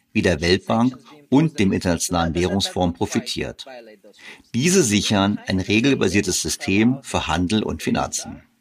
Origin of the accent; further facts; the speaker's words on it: Germany; wir zwar viel exportieren als Deutsche